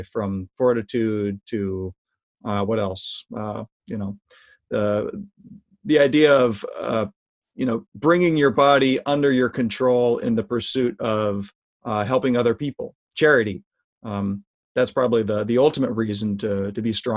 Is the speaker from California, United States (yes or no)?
yes; Marin County, California, United States; also born or lived in East Bay, California; I grew up in Marin County, which is north of San Francisco, and I've lived most of my life in the East Bay